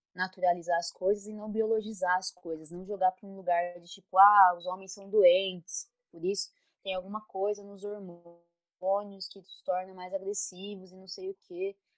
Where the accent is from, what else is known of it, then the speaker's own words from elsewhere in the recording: São Paulo, Brazil; sou de São Paulo